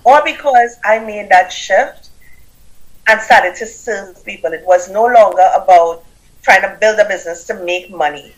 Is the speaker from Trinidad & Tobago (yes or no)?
yes; Trinidad & Tobago; accent: Caribbean; now in United States; I have a Caribbean accent. I'm from Trinidad and Tobago.